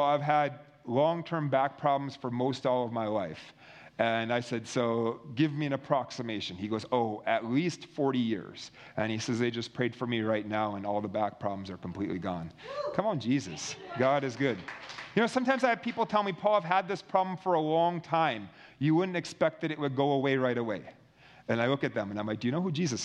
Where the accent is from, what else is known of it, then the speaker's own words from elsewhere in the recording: Minnesota, United States; I was in my home state in Minnesota where I'm from